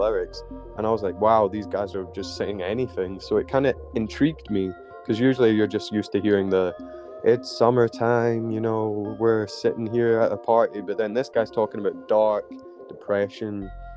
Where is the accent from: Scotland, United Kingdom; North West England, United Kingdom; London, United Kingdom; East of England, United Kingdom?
Scotland, United Kingdom; Glasgow; I was born in Glasgow